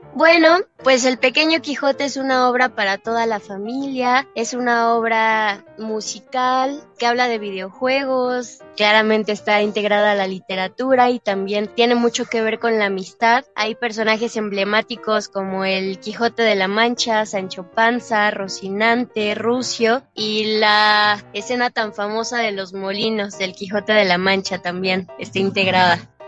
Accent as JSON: {"language": "Spanish", "country": "Mexico", "said": "somos dos niñas mexicanas queriendo ser españolas"}